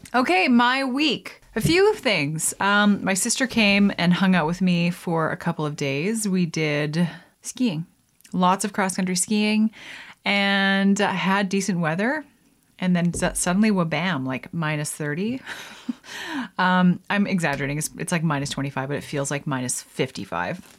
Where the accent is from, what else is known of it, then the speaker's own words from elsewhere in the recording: Canada; being Canadian myself